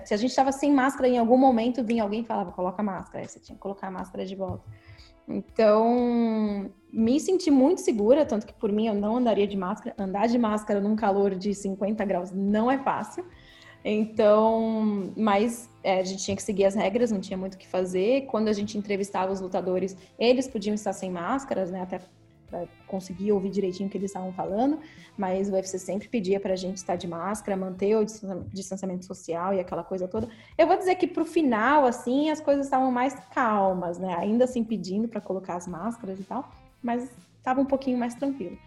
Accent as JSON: {"language": "Portuguese", "region": "São Paulo", "country": "Brazil", "moved": "yes", "lives_now": "Sacramento, United States", "said": "Eu sou de São Paulo, né?"}